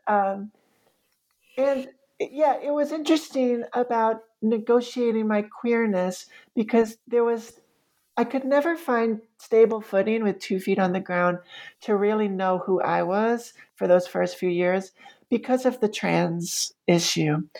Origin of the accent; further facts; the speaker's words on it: New York City, New York, United States; moved away as an adult; now in Roanoke, United States; I had been raised with as a New Yorker